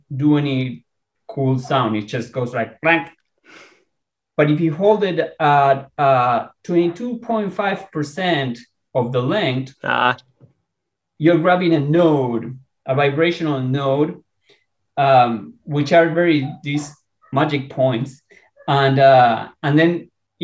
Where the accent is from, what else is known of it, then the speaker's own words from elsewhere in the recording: Argentina; now in San Diego, United States; I am Latino. I am from Argentina, and I do speak Spanish